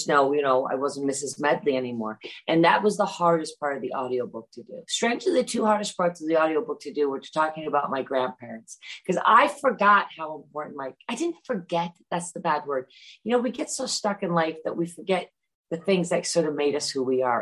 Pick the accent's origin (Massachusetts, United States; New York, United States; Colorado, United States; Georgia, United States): Massachusetts, United States; Great Barrington; moved away; also born or lived in London; when I grew up in Great Barrington